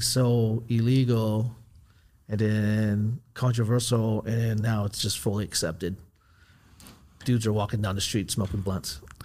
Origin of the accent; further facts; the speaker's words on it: Southern California, United States; I grew up in California